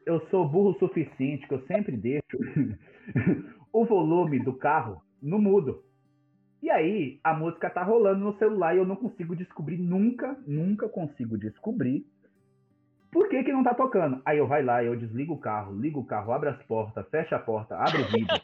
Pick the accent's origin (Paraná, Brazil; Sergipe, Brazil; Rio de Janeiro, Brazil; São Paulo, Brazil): São Paulo, Brazil; nasci e vivo em São Paulo, na quebrada do Grajaú